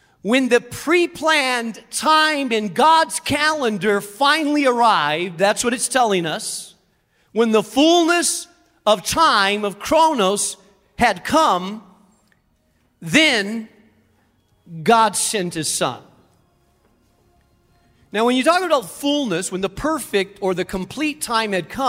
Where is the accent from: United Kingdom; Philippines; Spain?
Spain; moved away; I grew up in Spain, and there are many, many bridges, aqueducts, roads